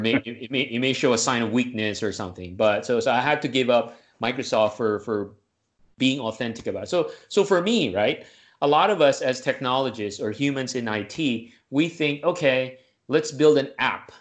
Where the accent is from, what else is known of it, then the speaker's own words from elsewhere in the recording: Manila, Metro Manila, Philippines; moved away as an adult; now in United States; I'm originally from the Deep South, uh, Manila, Philippines, Southeast Asia.